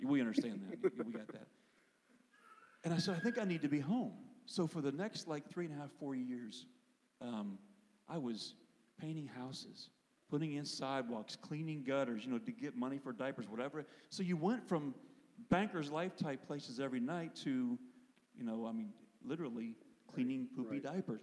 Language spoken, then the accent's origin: English; Pennsylvania, United States; I grew up in Pennsylvania